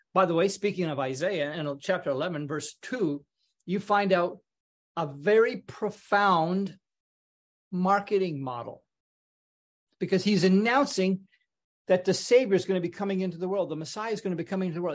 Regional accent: British Columbia, Canada; moved away as an adult; also born or lived in Toronto, Canada; I grew up in Canada

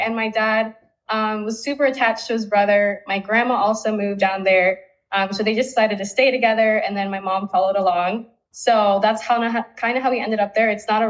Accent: Key West, Florida, United States; moved away as an adult; also born or lived in Gainesville, Florida; now in Minnesota, United States; I was born and raised in Key West, Florida, just like Donzel. But my family actually moved to Bolivia, or not to Bolivia, from Bolivia to Key West probably 25 years ago, right before I was born.

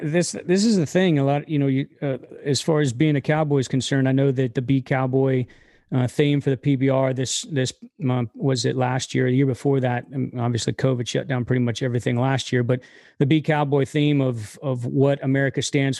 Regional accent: Inverness, Florida, United States; moved away as an adult; also born or lived in Southern Alabama; now in Franklin, United States; Originally, I'm from West Central Florida, about an hour north of hour north of Tampa, a little town called Inverness.

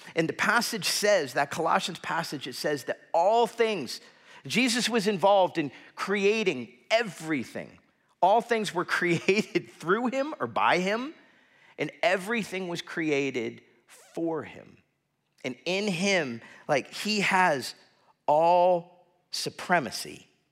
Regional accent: South Florida, United States; growing up in South Florida

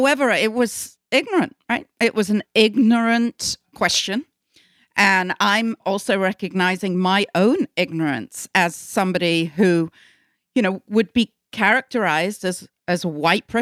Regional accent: United Kingdom; moved away as an adult; also born or lived in England; now in United States; I'm British.

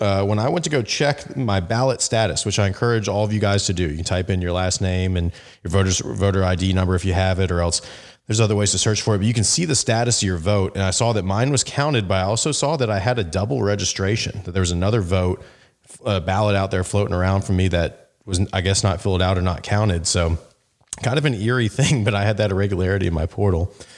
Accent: Arizona, United States; also born or lived in Phoenix, Arizona; It's my, my home state. I live in, in Phoenix, Arizona

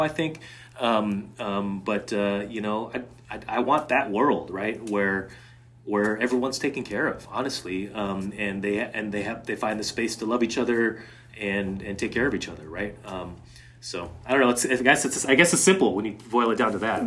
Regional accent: Seattle, Washington, United States; moved away; also born or lived in Connecticut; I grew up mostly in the Seattle area, and then also, and then, and then in Connecticut

